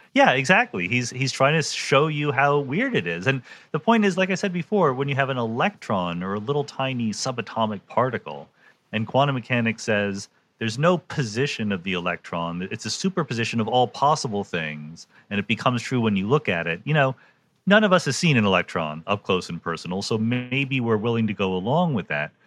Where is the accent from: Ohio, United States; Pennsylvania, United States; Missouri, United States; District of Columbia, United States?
Pennsylvania, United States; Yardley; I grew up in Bucks County, which is just north of oh, Philadelphia.